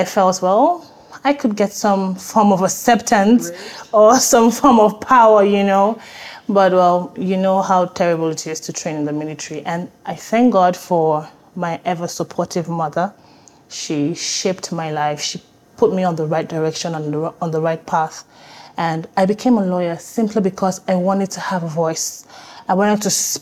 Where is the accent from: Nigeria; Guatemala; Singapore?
Nigeria; also born or lived in Ibadan, Nigeria / Port Harcourt, Nigeria / Lagos, Nigeria; I would say I grew up in different cities in Nigeria. I was born in Ibadan, Oyo State, Nigeria